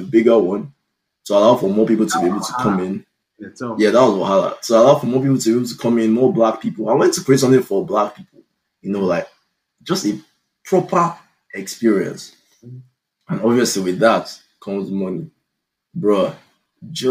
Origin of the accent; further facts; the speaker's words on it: Nigeria; now in United States; the Nigerian man that I am